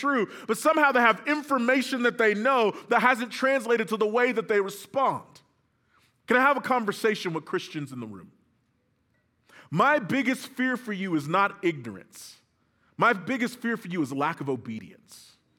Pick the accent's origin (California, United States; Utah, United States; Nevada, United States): California, United States; So I'm from the South Bay, which is near L.A. proper